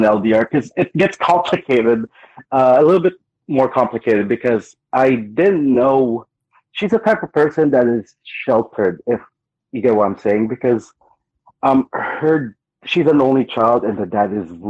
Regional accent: Philippines; also born or lived in Guam; now in South Carolina, United States; I grew up in the Philippines. I went to the States. Then I've been traveling for the past, I don't know, 8 years, 9 years.

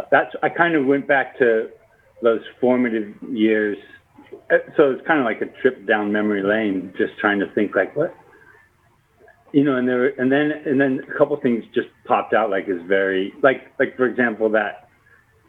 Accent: South Bay, Southern California, United States; moved away; also born or lived in Spokane; I grew up in the South Bay, Southern California

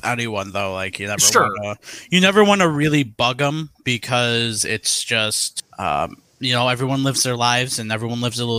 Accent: Detroit, Michigan, United States; So yeah, so I'm from Detroit, Michigan.

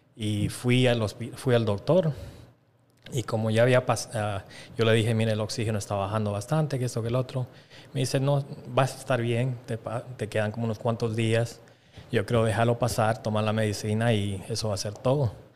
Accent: Bolivia; moved away; nosotros nos criamos en Sudamérica

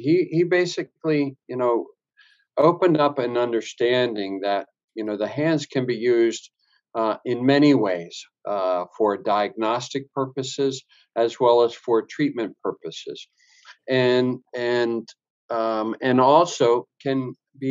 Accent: Washington, District of Columbia, United States; I grew up in the Washington, D.C. area

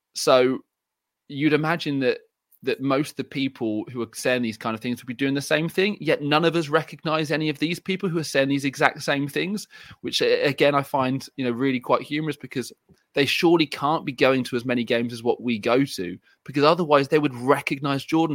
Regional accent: England, United Kingdom; I'm English

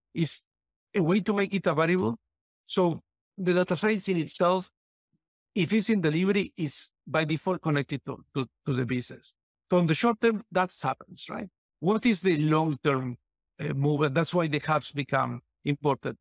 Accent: Argentina; moved away; I come from Argentina

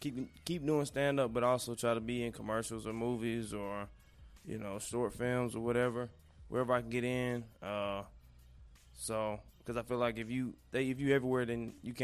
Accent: Cedar Hill, Texas, United States; also born or lived in Dallas; I was actually born right down the street. Okay. At the hospital right off Wheatland. Okay. Okay. Yeah. And then I kind of bounced around a little bit, but I pretty much say I'm from Cedar Hill.

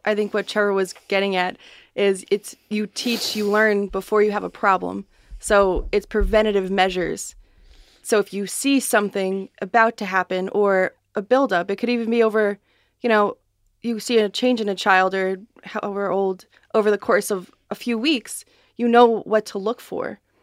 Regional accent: West Islip, New York, United States; I grew up in West Islip.

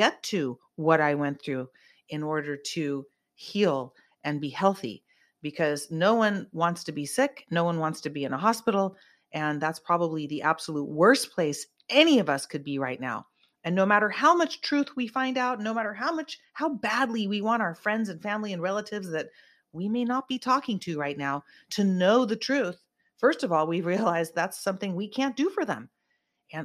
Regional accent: Santa Cruz, California, United States; I'm from Santa Cruz. We grew up like

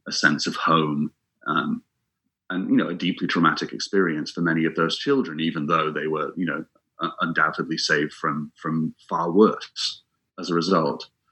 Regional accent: England, United Kingdom; also born or lived in Scotland

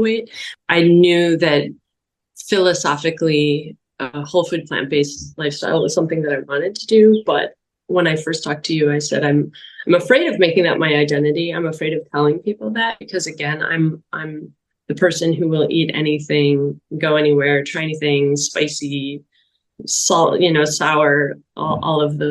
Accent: Wisconsin, United States; I grew up in Wisconsin in the 80s and 90s

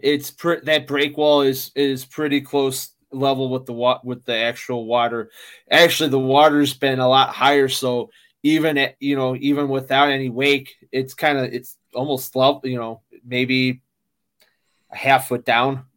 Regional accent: Chicago, Illinois, United States; I'm from Chicago, I'm from the Midwest

